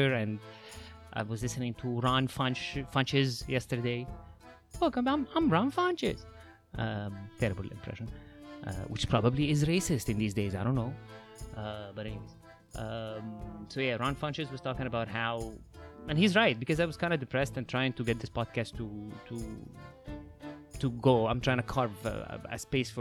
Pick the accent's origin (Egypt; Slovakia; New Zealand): Egypt; now in Los Angeles, United States; If you notice that there's an accent, that's because I'm from Egypt. I'm currently living in LA.